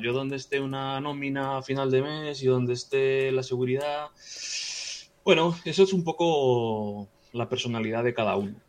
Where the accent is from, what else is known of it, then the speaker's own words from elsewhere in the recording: Vigo, Galicia, Spain; soy de, soy de Vigo